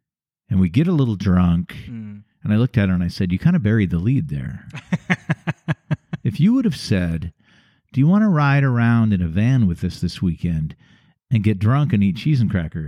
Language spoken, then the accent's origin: English; United States; When you're growing and I'm American in my 20s.